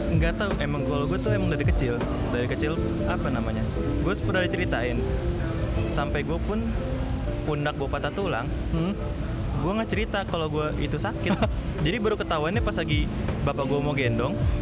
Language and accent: Indonesian; Indonesia; gue dari Indonesia